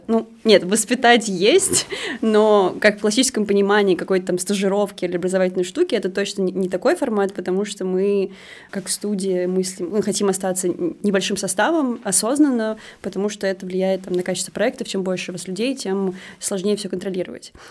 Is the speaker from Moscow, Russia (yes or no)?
yes; Moscow, Russia; мы просто москвичи